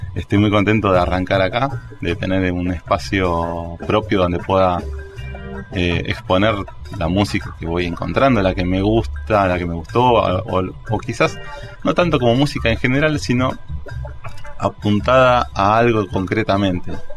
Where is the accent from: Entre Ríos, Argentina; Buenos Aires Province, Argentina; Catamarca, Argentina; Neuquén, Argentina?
Buenos Aires Province, Argentina; Morón; also born or lived in Moreno; now in Ciudadela, Argentina; yo soy de zona oeste, Mm, vengo de Ciudadela ahora, pero viví hasta los 25 años en Morón